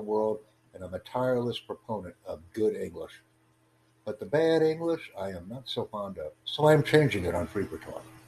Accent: United States; I'm from the United States

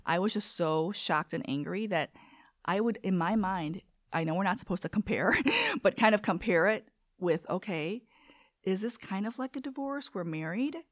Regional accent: Chicago, Illinois, United States; first language Korean; English is a second language; also born or lived in South Korea; I grew up on West Eastwood, and there was a school and a Lutheran church

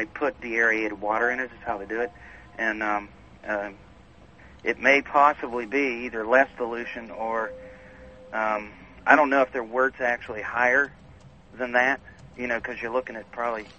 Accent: West Virginia, United States; also born or lived in Rochester, New York; now in Green Bay, United States; I actually came from Rochester, New York. To here. I'm not from there. I'm actually from West Virginia.

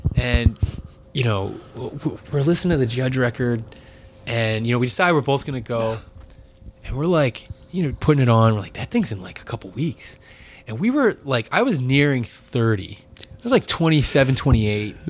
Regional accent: New Bedford, Massachusetts, United States; growing up in Massachusetts, um, in really in pla, a place like New Bedford, in the New Bedford area

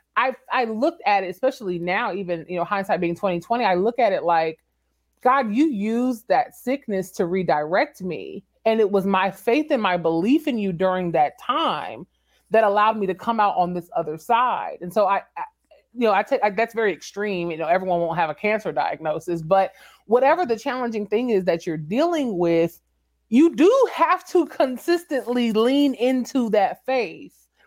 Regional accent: San Antonio, Texas, United States; moved away; also born or lived in Washington, D.C.; San Antonio is my hometown

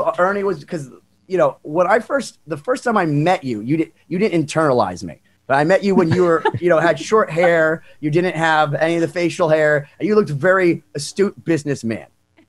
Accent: Boston, Massachusetts, United States; we're from Boston.

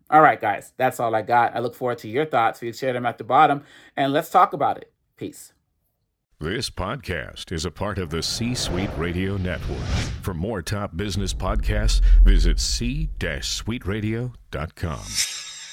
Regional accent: Boston, Massachusetts, United States; also born or lived in Cambridge, Massachusetts; I was born in Cambridge

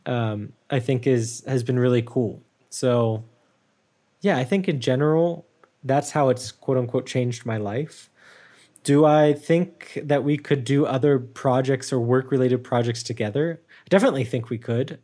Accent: United States; moved away; I, I'm very American still.

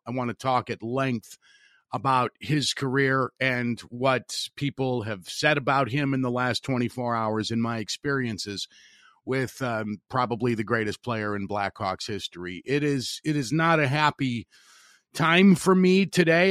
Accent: Highland, Indiana, United States; my hometown of Highland, Indiana

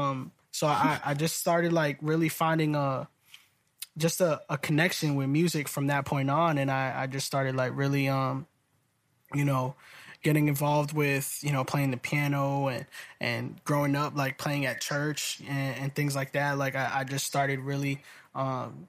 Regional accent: Salem, Massachusetts, United States; I am originally from Salem, Massachusetts

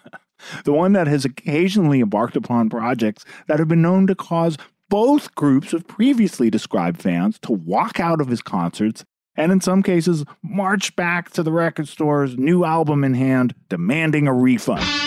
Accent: Berkeley, California, United States; I'm from Berkeley, California

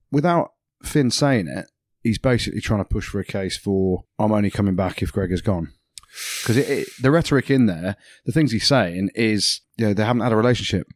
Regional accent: England, United Kingdom; I'm English

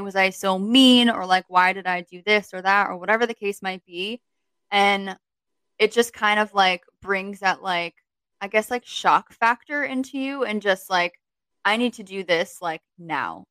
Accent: Connecticut, United States; moved away as an adult; also born or lived in Virginia; now in New York, United States; As soon as I finished college, like that next month, I moved from Connecticut to Virginia

